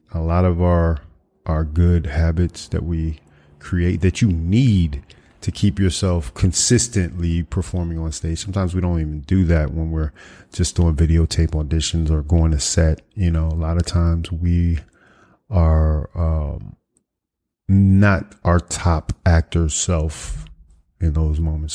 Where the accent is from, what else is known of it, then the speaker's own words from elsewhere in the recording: Washington, United States; moved away; my hometown of, uh, you know, the, the Washington metropolitan area